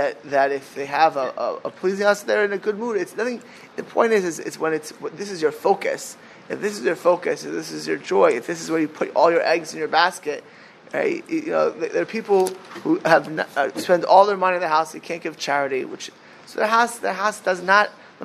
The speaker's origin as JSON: {"language": "English", "town": "Miami Beach", "region": "Florida", "country": "United States", "tie": "born or raised there", "said": "I grew up in Miami Beach, Florida"}